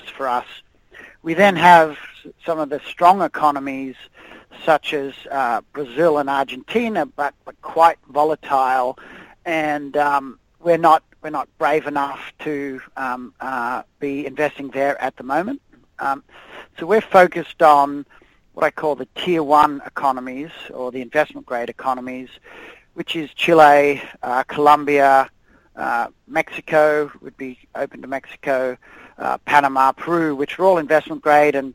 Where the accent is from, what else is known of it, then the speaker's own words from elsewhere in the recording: Australia; accent: Australian; moved away as an adult; now in United States; My Australian accent probably gives it away. I'm originally from Australia